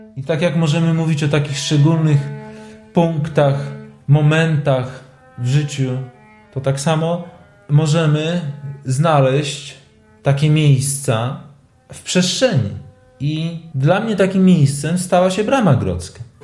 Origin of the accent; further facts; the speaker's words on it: Lublin, Lublin Voivodeship, Poland; ja wychowałem się e, tuż obok obozu koncentracyjnego na Majdanku